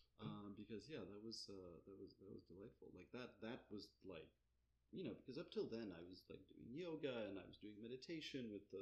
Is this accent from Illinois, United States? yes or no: yes; Chicago, Illinois, United States; moved away; also born or lived in Austin, Texas; One time when I went back to Chicago